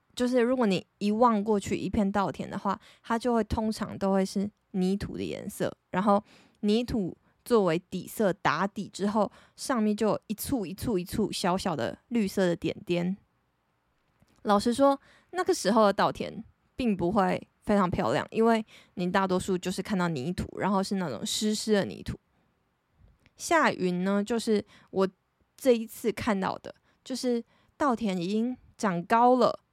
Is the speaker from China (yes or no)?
no; Taitung, Taitung County, Taiwan; 因为我是台东人